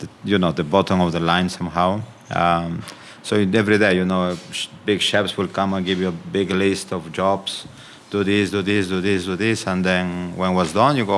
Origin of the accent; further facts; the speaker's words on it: Amazon region of Peru, Peru; moved away as an adult; also born or lived in Lima, Peru; now in United Kingdom; I am from the Amazon region of Peru, and I left one day, I remember, to Lima.